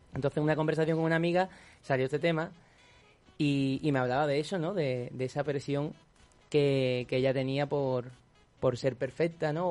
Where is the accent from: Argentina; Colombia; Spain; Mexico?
Spain; Cádiz, Andalusia; moved away as an adult; now in Madrid, Spain; yo soy un chico de Cádiz que está aquí en Madrid estudiando música